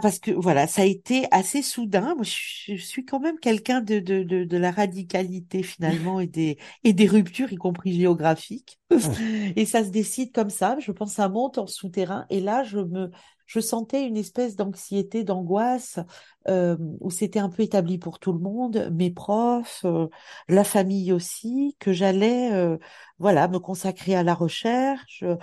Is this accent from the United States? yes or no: no; Bastia, Corsica, France; moved away as an adult; also born or lived in Montpellier; j'ai grandi en Corse, euh, à la fois dans, dans une ville, Bastia